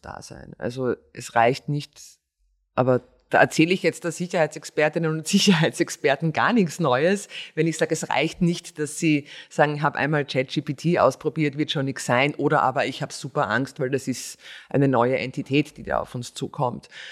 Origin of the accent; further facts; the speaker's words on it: Styria, Austria; ich bin Steirer